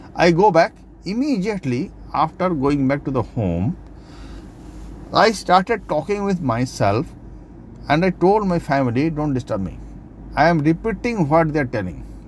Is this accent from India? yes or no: yes; Kolkata, West Bengal, India; I am from Kolkata